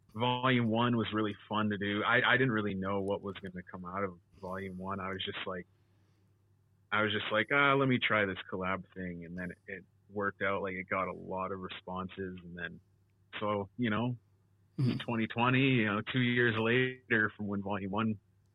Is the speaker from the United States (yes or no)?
no; Canada; I'm Canadian